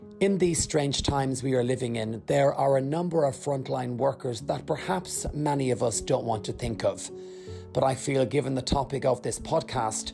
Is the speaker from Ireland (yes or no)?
yes; Rathangan, County Kildare, Ireland; moved away; I return to my hometown of Rathangan